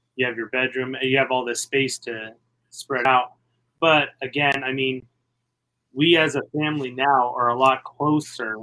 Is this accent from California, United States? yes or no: no; University Place, Washington, United States; I grew up in a little suburban to Tacoma, Washington called University Place